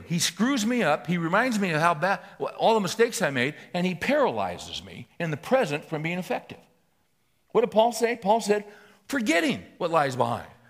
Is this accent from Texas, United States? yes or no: no; Bakersfield, California, United States; I was raised in Bakersfield